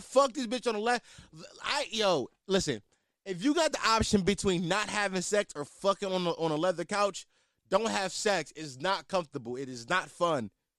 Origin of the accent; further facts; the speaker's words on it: Philadelphia, Pennsylvania, United States; I mean, I'm from Philly. I should be able to do it.